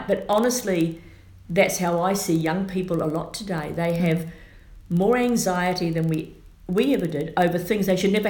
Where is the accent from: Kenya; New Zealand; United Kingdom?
New Zealand; accent: Kiwi; also born or lived in Australia; now in United States; I was born and raised in New Zealand. I spent 30 years in Australia.